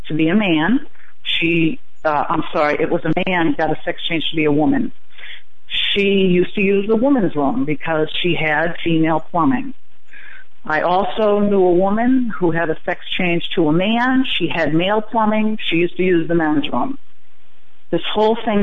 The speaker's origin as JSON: {"language": "English", "town": "Boston", "region": "Massachusetts", "country": "United States", "moved": "as an adult", "lives_now": "Florida, United States", "said": "I'm originally from the Boston area"}